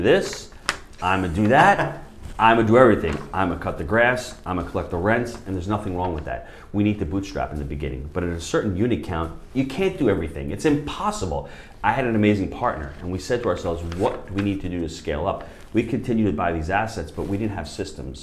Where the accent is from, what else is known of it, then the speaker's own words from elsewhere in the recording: New York, United States; moved away as an adult; now in St. Augustine, United States; being a New Yorker